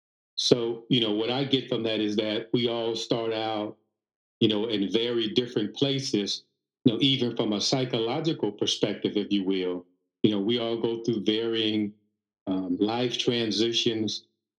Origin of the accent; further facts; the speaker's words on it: Chicago, Illinois, United States; this is the way we talk, where I'm from, you know, I'm from Chicago, what have you.